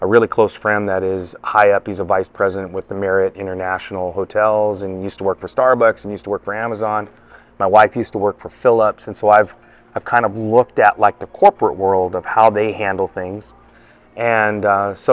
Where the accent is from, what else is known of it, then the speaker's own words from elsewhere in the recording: Pacific Northwest, United States; I'm from the Pacific Northwest area, so I've worked on the other side of the country